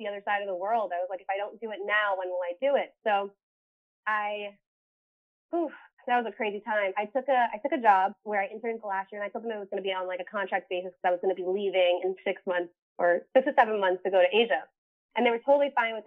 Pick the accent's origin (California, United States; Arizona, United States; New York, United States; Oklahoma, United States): New York, United States; New York City; now in Edgewater, United States; I'm originally from New York City, and I currently live in Edgewater, New Jersey